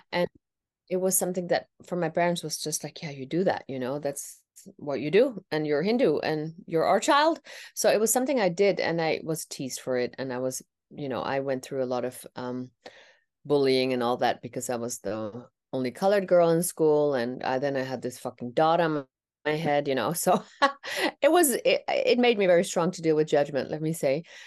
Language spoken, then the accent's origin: English; Netherlands; first language Tamil; I was born and raised in the Netherlands